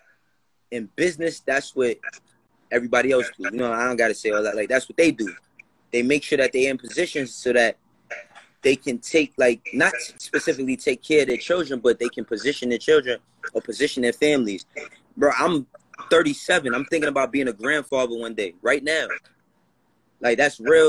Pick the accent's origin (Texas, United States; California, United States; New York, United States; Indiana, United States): New York, United States; New York City; I'm from Harlem and the Bronx